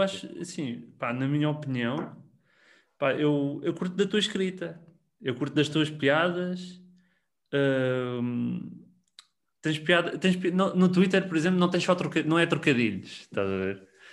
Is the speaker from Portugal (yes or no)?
yes; Tomar, Centro, Portugal; eu sou de Tomar e fazia muitas vezes viagem de Tomar-Lisboa